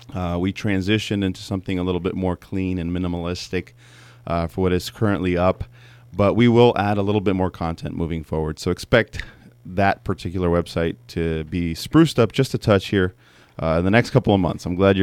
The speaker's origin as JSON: {"language": "English", "region": "California", "country": "United States", "tie": "born there", "said": "I was actually born here in the States. I was born in the Coachella Valley down in Southern California."}